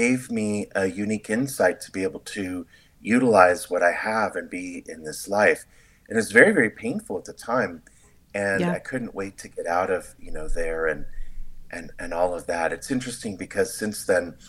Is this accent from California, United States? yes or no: yes; San Diego, California, United States; also born or lived in Seattle, Washington; now in Sedona, United States; I was born in San Diego, California, and I'm from Southern California. We spent a little bit of time in the Seattle, Washington area